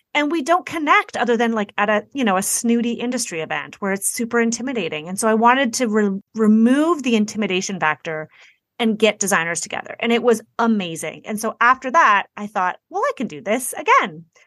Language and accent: English; Toronto, Ontario, Canada; I'm from Toronto, Canada.